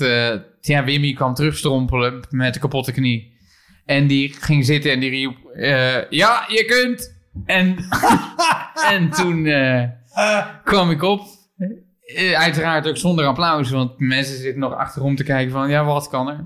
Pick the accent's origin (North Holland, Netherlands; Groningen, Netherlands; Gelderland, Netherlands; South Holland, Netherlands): Gelderland, Netherlands; Barneveld; Barneveld, waar ik geboren ben